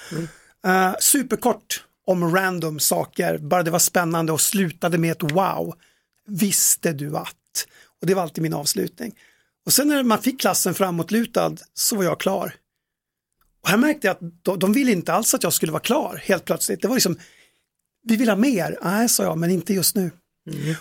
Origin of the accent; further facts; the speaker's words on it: Tärnaby, Västerbotten County, Sweden; uppe i Tärnaby där jag kommer ifrån